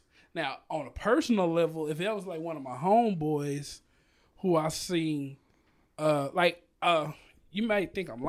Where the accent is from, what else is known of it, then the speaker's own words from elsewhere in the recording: Dallas, Texas, United States; I'm from Pleasant Grove, and I'm literally two traffic lights away from Mesquite.